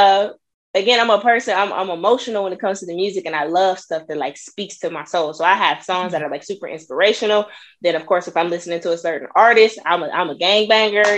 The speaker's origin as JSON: {"language": "English", "town": "Peoria", "region": "Illinois", "country": "United States", "moved": "as an adult", "lives_now": "Dallas, United States", "said": "I'm from Illinois, you know, Peoria, Illinois. It's a couple hours south of Chicago"}